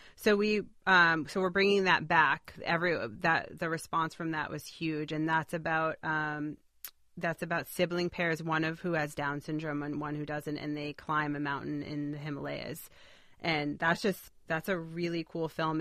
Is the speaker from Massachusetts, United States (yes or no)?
yes; Boston, Massachusetts, United States; I grew up in Boston